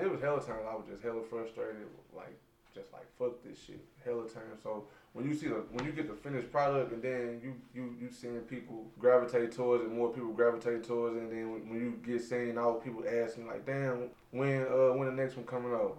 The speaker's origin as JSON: {"language": "English", "town": "St. Louis", "region": "Missouri", "country": "United States", "said": "So I am from St. Louis"}